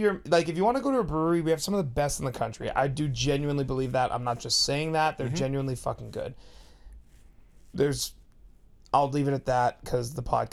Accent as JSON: {"language": "English", "town": "Pickering", "region": "Ontario", "country": "Canada", "moved": "yes", "lives_now": "Winnipeg, Canada", "said": "I'm from Toronto. You guys know I rep it hard."}